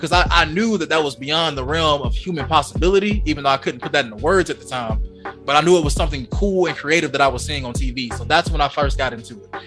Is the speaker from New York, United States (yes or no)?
no; Georgia, United States; I'm from Georgia. I don't know where you guys all are from around the world, but I lived in the countryside of Georgia